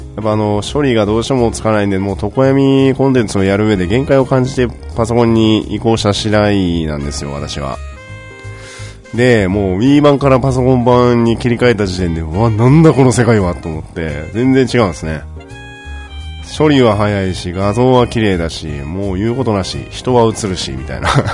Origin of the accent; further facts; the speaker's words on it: Fukuoka, Japan; now in Tokyo, Japan; 私、あの、バリバリの、福岡出身でございます